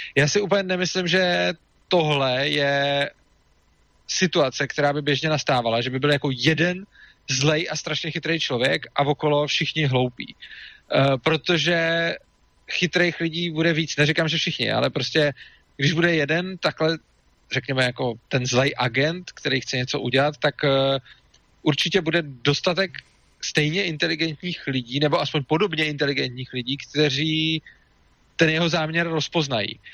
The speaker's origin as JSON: {"language": "Czech", "country": "Czechia"}